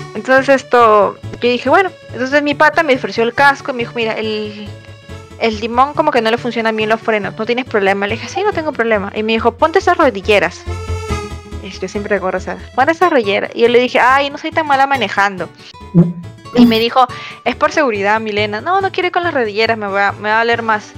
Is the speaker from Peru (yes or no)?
yes; Peru; yo soy vengo acá de Perú de visita